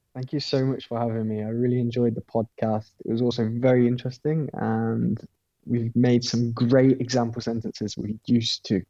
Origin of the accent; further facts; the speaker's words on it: Midlands, United Kingdom; moved away as an adult; I'm from the Midlands